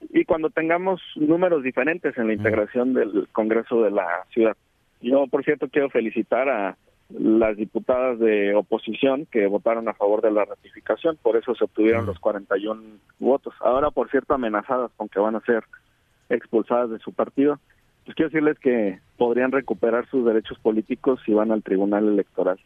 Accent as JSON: {"language": "Spanish", "region": "Jalisco", "country": "Mexico", "said": "Yo soy de Jalisco"}